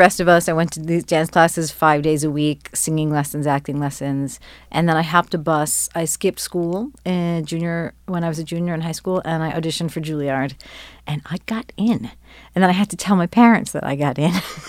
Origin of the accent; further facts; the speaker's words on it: New Jersey, United States; Yeah. I grew up in New Jersey.